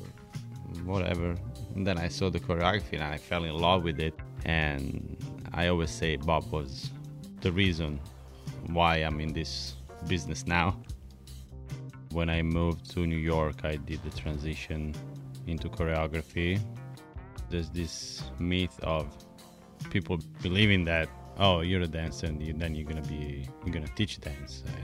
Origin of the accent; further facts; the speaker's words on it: Bologna, Emilia-Romagna, Italy; first language Italian; English is a second language; moved away; I'm Italian. I'm from Bologna. Born and raised.